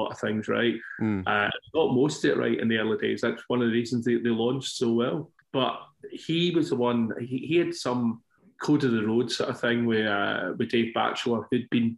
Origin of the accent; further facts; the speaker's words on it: Scotland, United Kingdom; I'm Scottish